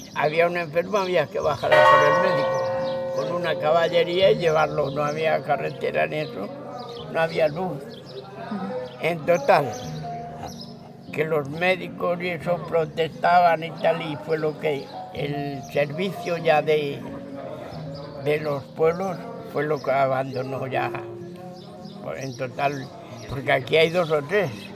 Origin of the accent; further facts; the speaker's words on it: Hontanillas, Castilla-La Mancha, Spain; also born or lived in Madrid; Nos marchamos porque allá no quedaba nadie. Porque ya te pone que mi padre fue el último.